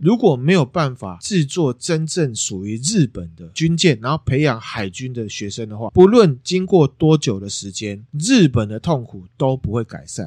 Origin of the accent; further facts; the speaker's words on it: Taiwan; 但我们台湾人针对类似这样战争的事情